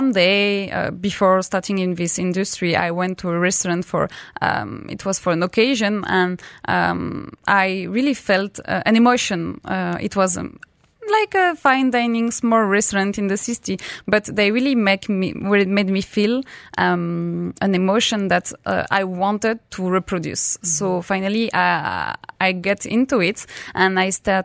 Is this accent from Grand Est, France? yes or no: yes; Rixheim, Grand Est, France; moved away as an adult; now in Dubai, United Arab Emirates; I grew up in a small city in France called Rixheim. So it's in the west of France. It's in a region called Alsace